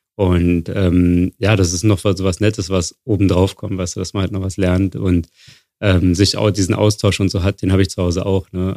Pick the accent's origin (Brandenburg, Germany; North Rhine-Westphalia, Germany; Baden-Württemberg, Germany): Brandenburg, Germany; Wildau; now in Berlin, Germany; ich komme aus Wildau. In Brandenburg.